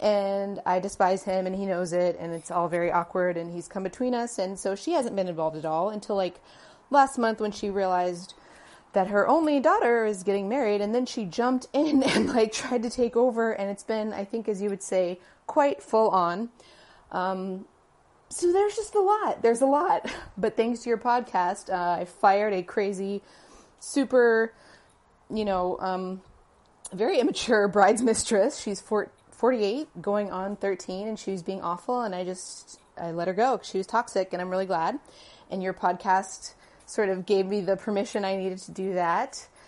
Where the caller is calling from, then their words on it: Honolulu, Hawaii, United States; I am messaging you from Honolulu, Hawaii.